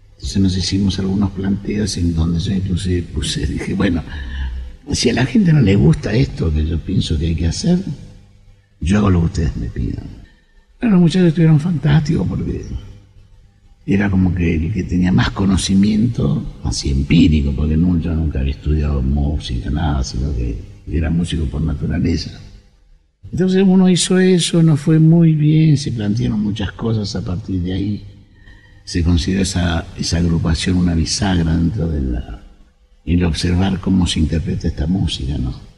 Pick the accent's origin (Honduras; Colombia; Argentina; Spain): Argentina; Acá en la Argentina